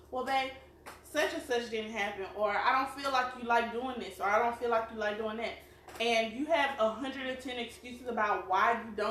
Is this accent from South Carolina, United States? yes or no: yes; South Carolina, United States; we are from South Carolina. You probably tell by our accents